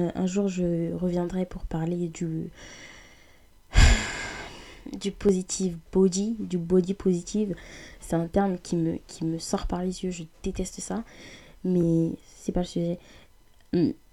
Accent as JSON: {"language": "French", "country": "France", "said": "on est français, mais oubliez pas, on est africain. On n'oubliez pas, on est congolais, oubliez pas, on est issu d'un pays africain"}